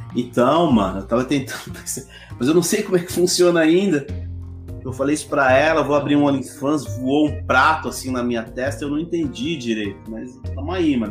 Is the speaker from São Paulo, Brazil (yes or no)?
yes; São Paulo, Brazil; moved away as an adult; also born or lived in Bragança Paulista; now in Jarinu, Brazil; minha infância em Itaquera, eu, eu cresci no meio do mato